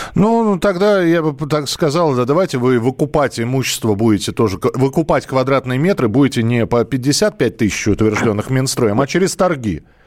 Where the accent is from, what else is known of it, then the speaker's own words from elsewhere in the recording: Moscow, Russia; я вот коренной москвич